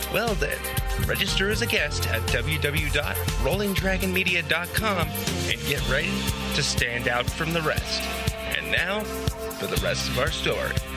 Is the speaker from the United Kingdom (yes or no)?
no; Canada; I'm Canadian